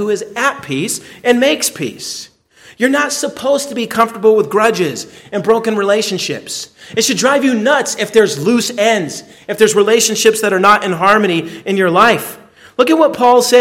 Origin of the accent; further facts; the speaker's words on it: United States; I'm an American